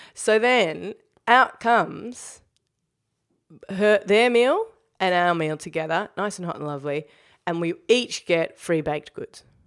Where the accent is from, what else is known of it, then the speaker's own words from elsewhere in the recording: New Zealand; now in Melbourne, Australia; I'm a Kiwi now. I'm always a try-hard Kiwi who's pretending to be a Kiwi the rest of the time.